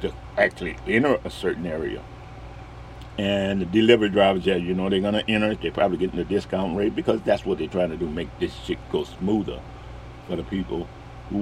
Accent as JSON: {"language": "English", "town": "New Orleans", "region": "Louisiana", "country": "United States", "said": "I'm from New Orleans"}